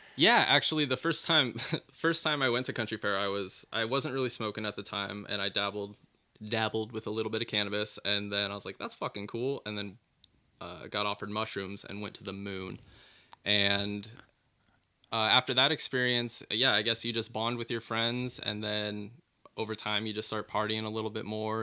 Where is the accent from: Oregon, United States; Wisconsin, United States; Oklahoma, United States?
Oregon, United States; Elmira; also born or lived in Lowell, Oregon; I'm from Elmira, which is small and rednecky, but also it's where the Oregon Country Fair is